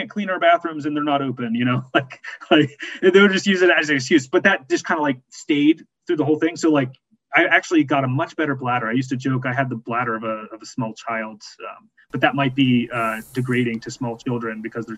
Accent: Appalachia, United States; now in Philadelphia, United States; being a Appalachian country person

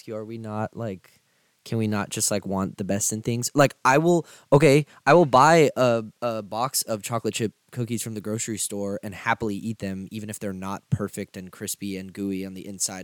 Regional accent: Harlingen, Texas, United States; I'm from the Rio Grande Valley, which is like south Texas

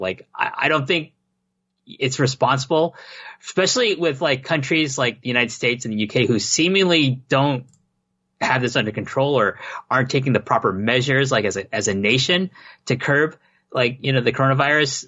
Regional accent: Toronto, Ontario, Canada; moved away; Toronto. That's my hometown.

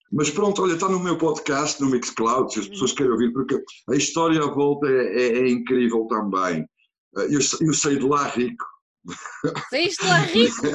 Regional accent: near Antwerp, Flanders, Belgium; Portuguese is a second language; moved away as an adult; also born or lived in Sesimbra, Portugal; now in Portugal; nasci numa, perto, perto de Antuérpia, uhum. vamos dizer. Uh, e pronto, e vivi na Bélgica até, até 1900. Nasci em, em 68 e uhum. vivi na Bélgica até 95.

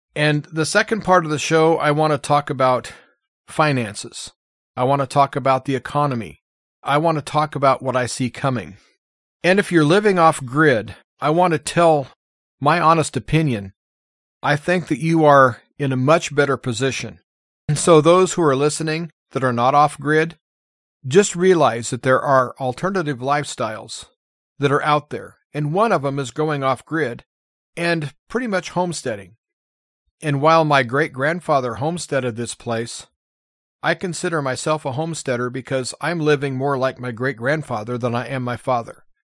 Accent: United States; As an American

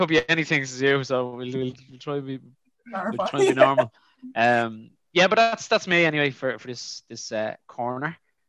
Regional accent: Dublin, Leinster, Ireland; I grew up in Crumlin

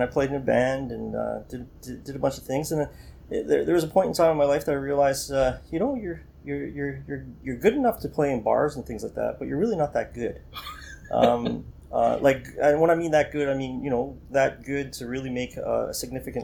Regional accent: Welland, Ontario, Canada; I grew up in Welland, Ontario

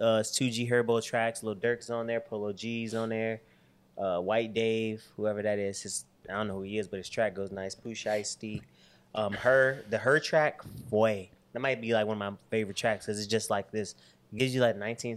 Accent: Chicago, Illinois, United States; moved away; I'm from Chicago

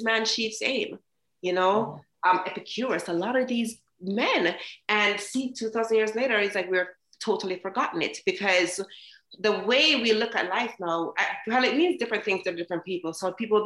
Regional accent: Jamaica; now in United States; I came from Jamaica, very happy girl, very bold girl. And when I came to America

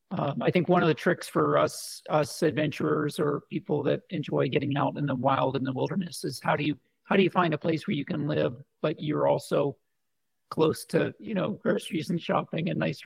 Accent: Colorado, United States; I consider Colorado home. I spent 26 years out there. So, I mean, loved the mountains and skiing and motorcycle riding and flew sailplanes for 10 years out of Boulder

